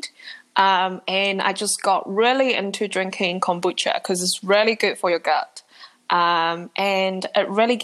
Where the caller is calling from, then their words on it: Auckland, New Zealand; I'm calling in from Auckland, New Zealand.